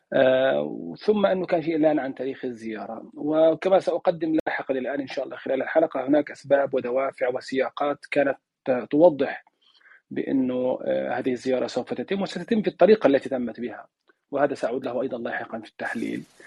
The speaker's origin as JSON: {"language": "Arabic", "country": "Palestine", "moved": "yes", "lives_now": "Turkey", "said": "انا لا اتحدث بها كفلسطيني"}